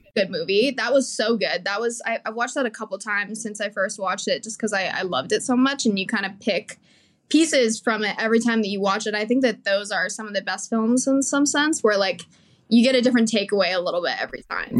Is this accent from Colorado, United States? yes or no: yes; Colorado, United States; moved away; I grew up always doing theater, and I I'm from Colorado originally